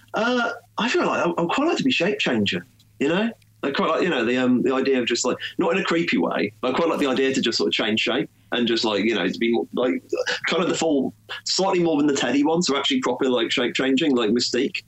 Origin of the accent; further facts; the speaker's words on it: United Kingdom; in Britain there wasn't really easily accessible DC comics where I was growing up